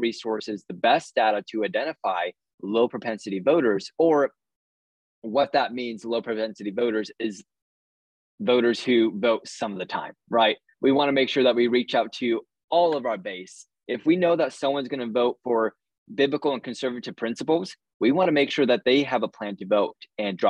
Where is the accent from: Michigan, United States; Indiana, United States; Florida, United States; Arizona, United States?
Arizona, United States; I'm a fourth-generation Arizonan